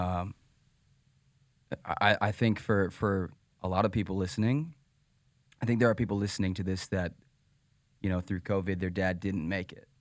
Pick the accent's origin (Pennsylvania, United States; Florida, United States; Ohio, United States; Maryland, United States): Pennsylvania, United States; moved away; I'm from Pennsylvania